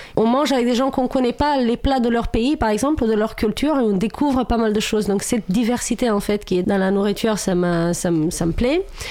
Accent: Romania; French is a second language; moved away as an adult; now in France; j'ai vécu jusqu'à mes 26 ans en Roumanie

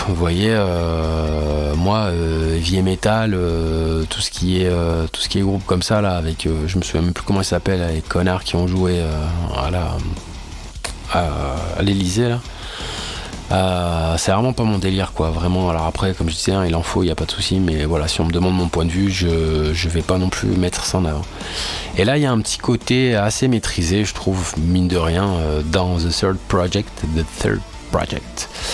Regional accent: France; en tant que français

